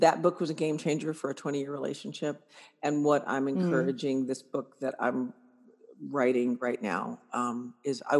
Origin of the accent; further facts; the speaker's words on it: Germany; moved away; I was raised in Germany, where you take your clothes off all the time